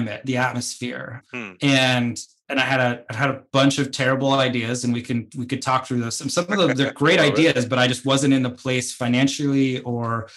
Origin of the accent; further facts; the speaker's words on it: United States; my home country, the United States